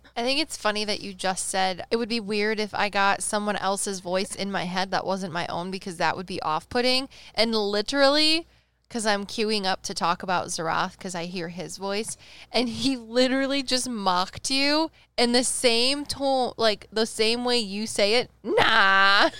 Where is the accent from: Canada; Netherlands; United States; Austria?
United States; Midwest; we're from the Midwest